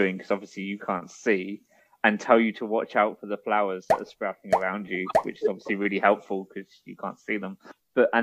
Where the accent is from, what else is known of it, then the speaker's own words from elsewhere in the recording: United Kingdom; I'm British